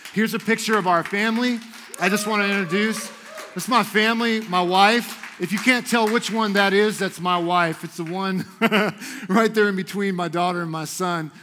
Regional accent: Houston, Texas, United States; moved away as an adult; now in Idaho, United States; I moved here from Houston, Texas, because I believed that God wanted me to love on people in Idaho

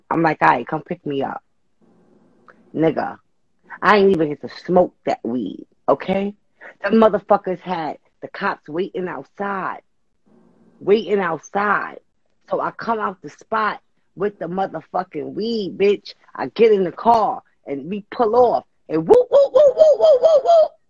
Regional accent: New Jersey, United States; I said, I, we came from New Jersey.

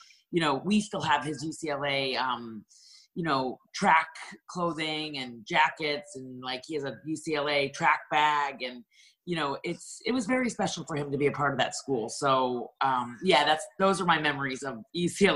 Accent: Canada; moved away as an adult; now in Florida, United States; I was born in Canada.

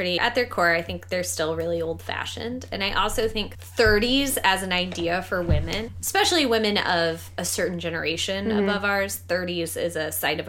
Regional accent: Kansas, United States; born or raised there

